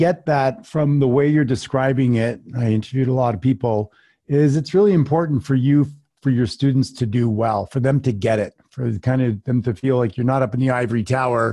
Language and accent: English; Canada; moved away; I am from Canada originally.